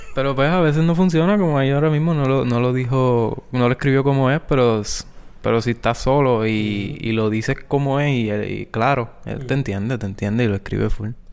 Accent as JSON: {"language": "Spanish", "town": "Guayanilla", "country": "Puerto Rico", "said": "antes de salir de mi pueblo Guayanilla para Mayagüez"}